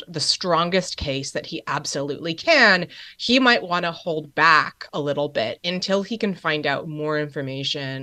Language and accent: English; New Jersey, United States; Bedminster, New Jersey, which I have to say is in my home state, so I have a bit of state pride there